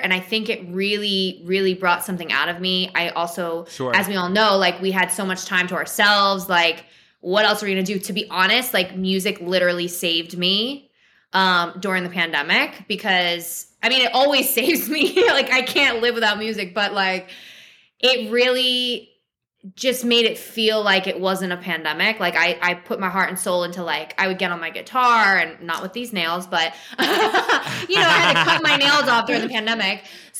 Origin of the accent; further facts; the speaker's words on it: New Jersey, United States; moved away; I'm from South Jersey. I'm a Jersey girl.